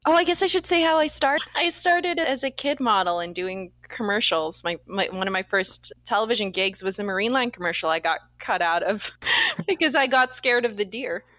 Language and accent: English; Canada; we're both Canadian, Asian Canadian actors, producers, writers working up here